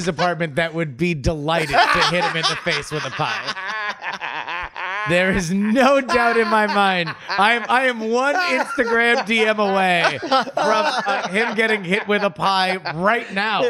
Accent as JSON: {"language": "English", "region": "Florida", "country": "United States", "tie": "born or raised there", "said": "Florida, where Andrew and I grew up"}